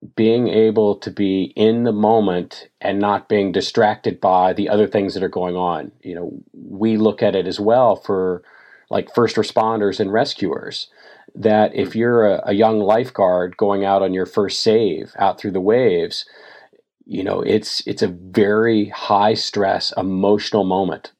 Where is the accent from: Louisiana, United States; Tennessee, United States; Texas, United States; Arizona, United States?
Tennessee, United States; I grew up in Tennessee, not on a beach somewhere, but on the Mississippi River